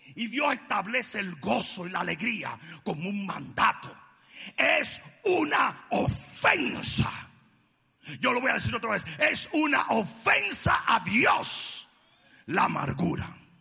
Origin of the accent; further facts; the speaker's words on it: Dominican Republic; cómo somos los dominicanos